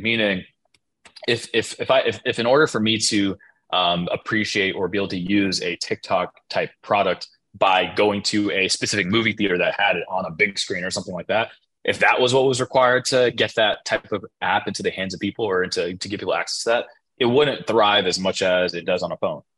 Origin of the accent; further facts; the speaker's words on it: United States; being an American is um, part of our tribe is being multicultural